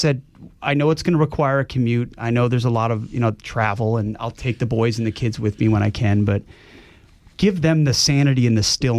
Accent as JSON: {"language": "English", "region": "Minnesota", "country": "United States", "moved": "yes", "said": "I came from Minnesota originally"}